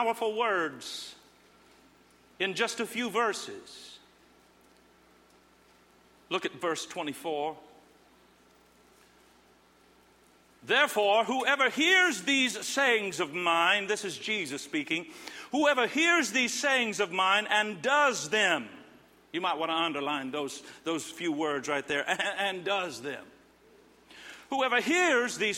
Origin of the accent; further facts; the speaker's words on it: Indiana, United States; Growing up in Indiana, the Midwest